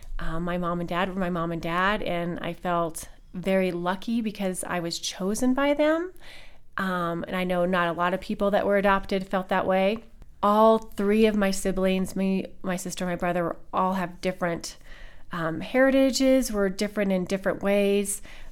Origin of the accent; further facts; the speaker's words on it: Colorado, United States; also born or lived in Texas; I was born in Texas, but I was raised in Colorado. I was adopted along with my sister and my brother.